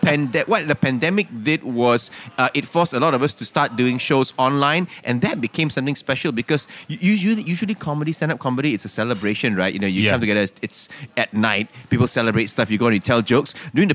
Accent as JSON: {"language": "English", "country": "Malaysia", "said": "from Malaysia."}